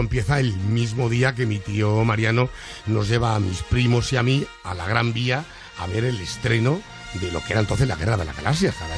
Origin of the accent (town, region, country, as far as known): Madrid, Community of Madrid, Spain; born or raised there